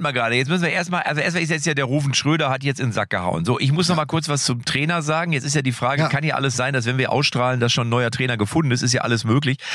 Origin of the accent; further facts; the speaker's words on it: Lippstadt, North Rhine-Westphalia, Germany; ich komme ja aus Lippstadt